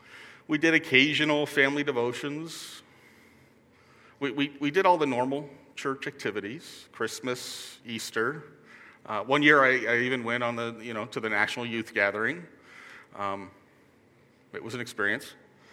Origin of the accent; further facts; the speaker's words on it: Hong Kong; also born or lived in New York, United States; I was born in New York, in a suburb just outside the city, to a pair of Lutheran school teachers. When I was just a toddler, we moved to Hong Kong.